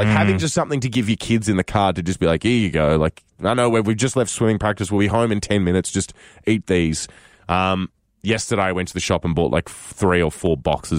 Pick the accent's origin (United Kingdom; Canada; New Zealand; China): Canada; as a Canadian traveling overseas, when you get to tell people that you're not American, it's like you've given them a little Christmas present.